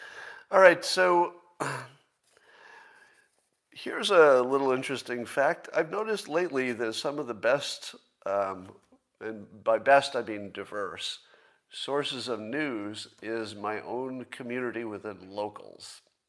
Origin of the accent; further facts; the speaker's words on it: Windham, New York, United States; where I grew up in Windham, New York, upstate New York.